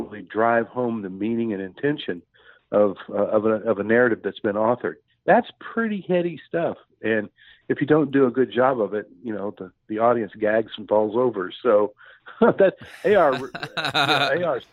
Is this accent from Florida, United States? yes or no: no; Texas, United States; moved away as an adult; also born or lived in Fort Worth, Texas / Austin, Texas; now in Missouri, United States; I grew up in Texas, between Fort Worth and Austin. I lived in both towns, but I moved to Missouri, which is where I currently reside